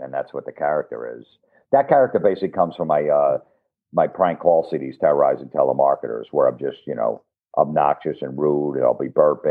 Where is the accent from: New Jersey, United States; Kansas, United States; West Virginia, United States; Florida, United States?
New Jersey, United States; I grew up in New Jersey